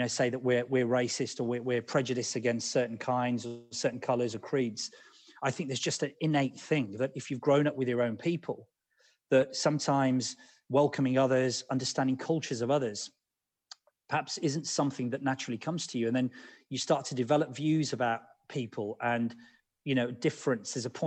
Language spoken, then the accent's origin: English; Birmingham, West Midlands, United Kingdom; growing up in Birmingham